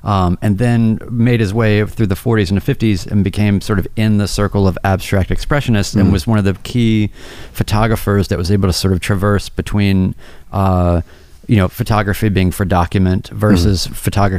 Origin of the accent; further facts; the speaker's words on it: North Carolina, United States; I mean, I'm from North Carolina, but I didn't really understand what Black Mountain was until later in life.